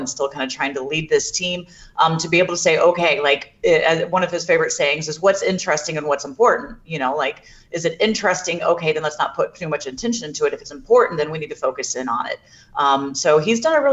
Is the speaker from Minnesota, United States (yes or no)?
no; Jacksonville, Florida, United States; I'm actually from Jacksonville as well.